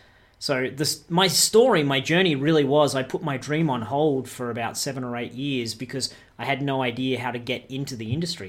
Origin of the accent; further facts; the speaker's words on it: Australia; also born or lived in Canada; Yeah, that's right. I'm an Australian. But I've spent a lot of my professional career in North America, specifically in Canada.